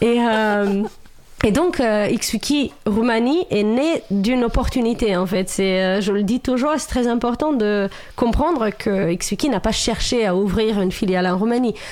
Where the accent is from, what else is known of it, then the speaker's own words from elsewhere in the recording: Romania; French is a second language; moved away as an adult; now in France; moi, je viens de Roumanie, à la base, je suis roumaine.